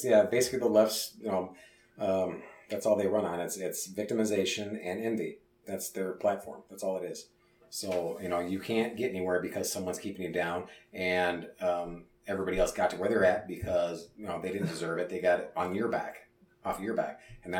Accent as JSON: {"language": "English", "town": "Minneapolis", "region": "Minnesota", "country": "United States", "said": "We're from Minneapolis."}